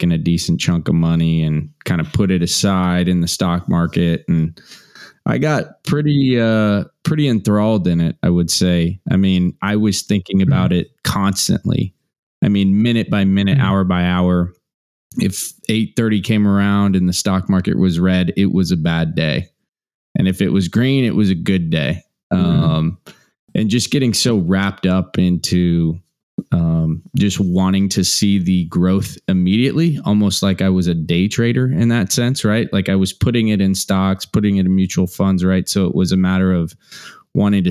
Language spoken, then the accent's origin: English; Midwest, United States; I was raised in Midwest humble roots.